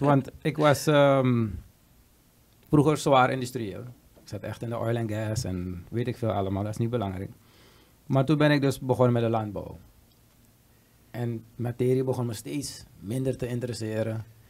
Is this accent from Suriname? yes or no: yes; Suriname; we als Surinamers